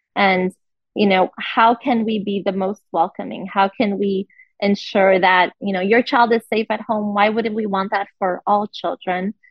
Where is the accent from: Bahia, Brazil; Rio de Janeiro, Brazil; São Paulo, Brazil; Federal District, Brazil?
Rio de Janeiro, Brazil; also born or lived in Brasília, Brazil; now in United States; I'm from Rio, but I've lived in in the, in the capital for for several years.